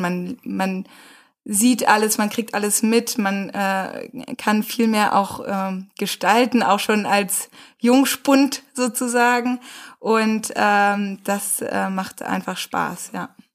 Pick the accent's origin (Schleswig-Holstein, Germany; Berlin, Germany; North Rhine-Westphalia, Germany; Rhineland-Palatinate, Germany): North Rhine-Westphalia, Germany; Rheine; moved away; Wir sind beide groß geworden in Rheine